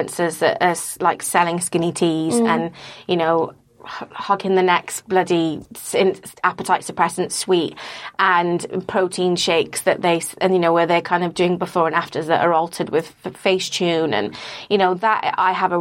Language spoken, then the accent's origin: English; Wales, United Kingdom; I grew up in Wales